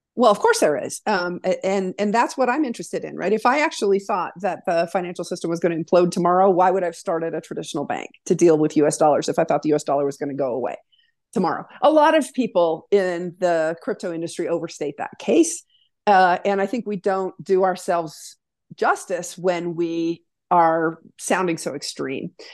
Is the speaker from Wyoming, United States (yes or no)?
yes; Wyoming, United States; moved away as an adult; Born and raised in Wyoming